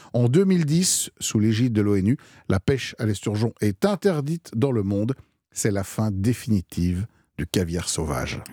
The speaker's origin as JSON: {"language": "French", "country": "France", "said": "chez nous en France"}